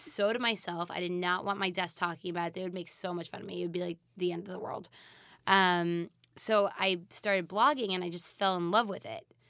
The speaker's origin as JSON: {"language": "English", "region": "East Coast", "country": "United States", "said": "I'm from the East Coast."}